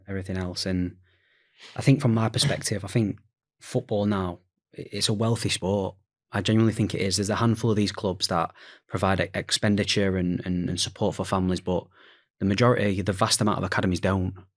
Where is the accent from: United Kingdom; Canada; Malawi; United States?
United Kingdom; Sheffield, Yorkshire and the Humber; I'm from Sheffield